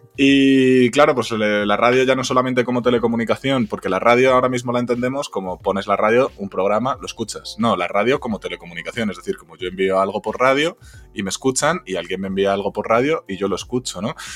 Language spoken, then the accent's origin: Spanish; Spain; en España somos imbéciles